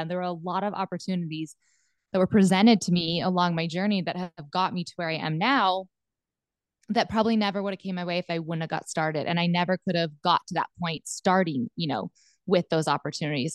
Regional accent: Southwest Montana, United States; moved away as an adult; also born or lived in central Nebraska; now in Nebraska, United States; I was born and raised in Southwest Montana on a cattle ranch

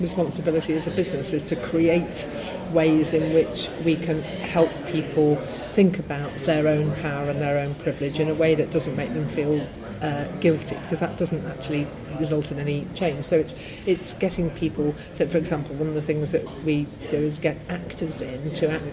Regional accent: Liverpool, North West England, United Kingdom; now in London, United Kingdom; I was growing up in Liverpool

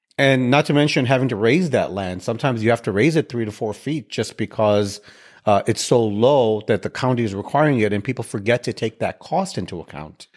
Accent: Chicago, Illinois, United States; now in Houston, United States; I live in Houston. I grew up in Chicago.

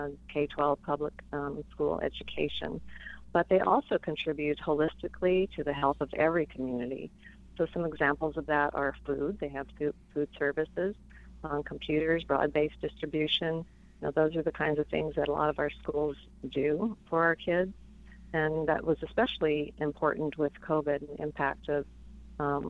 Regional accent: Tucson, Arizona, United States; also born or lived in Albuquerque, New Mexico; I was born in Albuquerque, and we moved to Tucson when I was five, grew up in Arizona

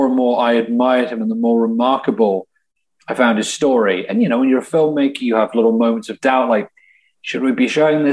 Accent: England, United Kingdom; moved away as an adult; now in Milwaukee, United States; because the accent I'm calling from England, but I've lived here and I haven't gone back to the UK in the last 3 years at this point

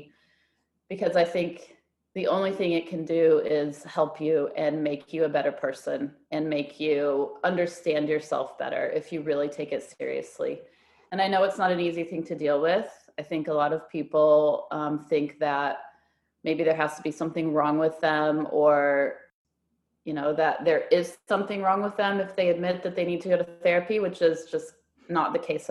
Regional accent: United States; moved away as an adult; also born or lived in Shanghai, China; now in Melbourne, Australia; I am an American. A lot of people mistake me for a Canadian, but I am an American.

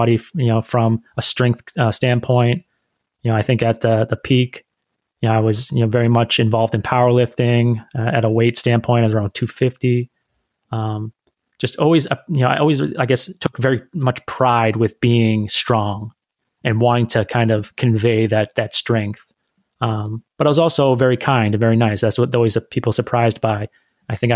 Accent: Northeast United States, United States; I'm the American of the group. I grew up in the Northeast part of the United States, and that's where I'm currently residing as well

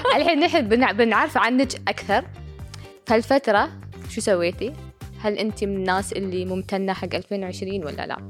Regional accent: United Arab Emirates; رسامة إماراتية وكاتبة

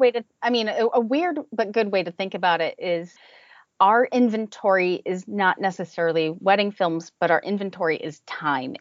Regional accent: New Jersey, United States; moved away as an adult; now in Cape Cod, United States; Originally, uh, we are from New Jersey and uh, mm-hmm. right around the New York metro area

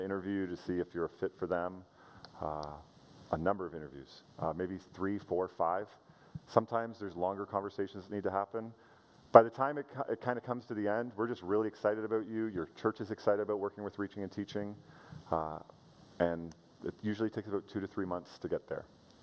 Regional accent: Canada; I'm a Canadian

